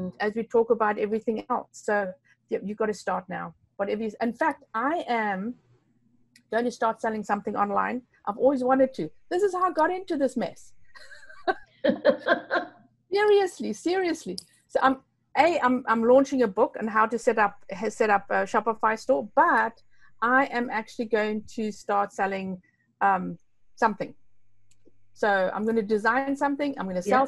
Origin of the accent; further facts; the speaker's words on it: Namibia; English is a second language; I'm from Namibia, so it's a bit strange, you know. So I've got like three languages, I think about four languages.